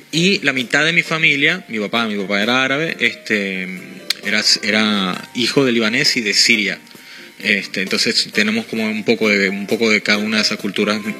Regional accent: Venezuela; Es particular, es que soy venezolano

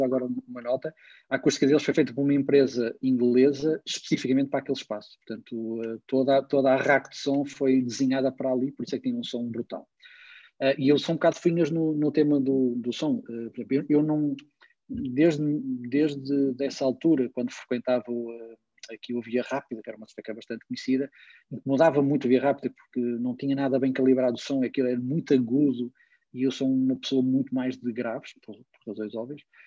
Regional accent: Porto, Norte, Portugal; eu vivo, eu nasci e vivi no Porto

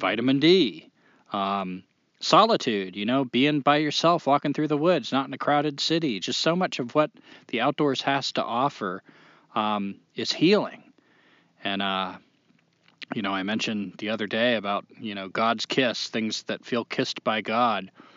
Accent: New Hampshire, United States; now in North Carolina, United States; I'm from New Hampshire, but now I live in North Carolina and call it home

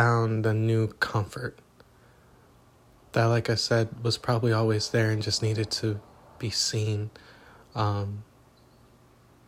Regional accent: Los Angeles, California, United States; moved away; I am reporting from Los Angeles, California

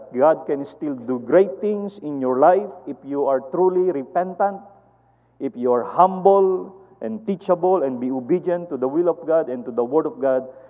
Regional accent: Philippines; we are Filipino are small and short and skinny

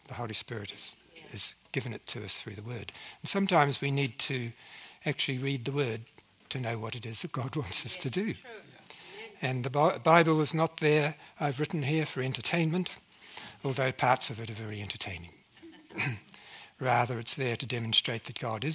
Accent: New Zealand; accent: New Zealand; moved away; I speak with a New Zealand accent because I came from New Zealand originally

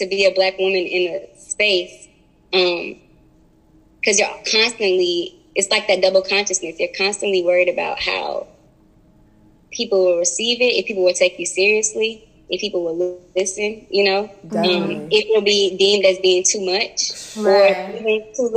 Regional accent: Marietta, Georgia, United States; growing up in Marietta

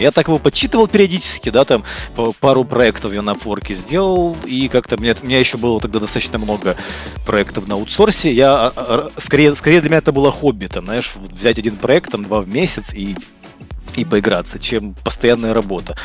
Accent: Kyiv, Ukraine; also born or lived in Brovary, Ukraine; Я родился под Киевом, но в школу, но как но родители переехали где-то в школьном возрасте, когда я да, был, переехали в Киев.

